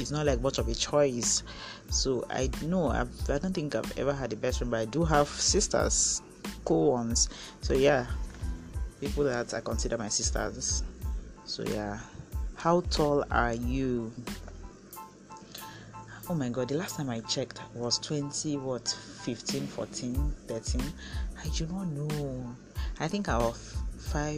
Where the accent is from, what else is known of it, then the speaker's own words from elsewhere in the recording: Etinan, Akwa Ibom, Nigeria; moved away as an adult; also born or lived in Uyo, Nigeria; now in Abuja, Nigeria; I grew up in Akwa Ibom State. I grew up in Etinan.